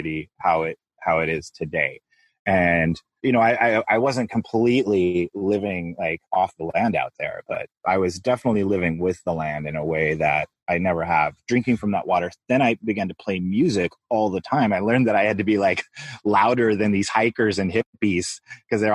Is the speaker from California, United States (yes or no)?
yes; Los Angeles, California, United States; moved away as an adult; now in Hawaii, United States; growing up in Los Angeles